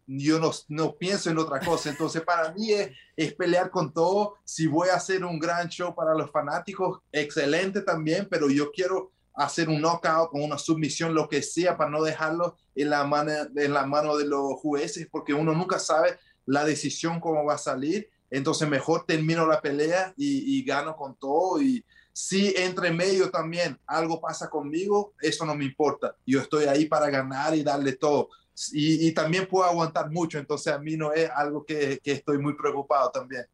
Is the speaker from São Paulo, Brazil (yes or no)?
no; Brasília, Federal District, Brazil; Spanish is a second language; also born or lived in New Jersey, United States; yo nací en Estados Unidos, entonces en New Jersey, por eso también aprendí el, inglés de chico. Y me vine para Brasil cuando tenía de 6 para 7 años y crecí acá en Brasil